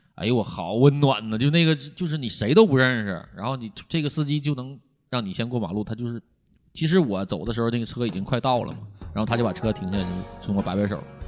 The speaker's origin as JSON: {"language": "Chinese", "region": "Liaoning", "country": "China", "tie": "born or raised there", "moved": "yes", "said": "你要是再离我家乡再近一点儿的，辽宁的"}